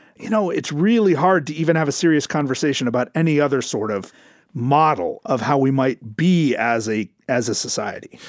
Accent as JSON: {"language": "English", "country": "United States", "said": "as an American"}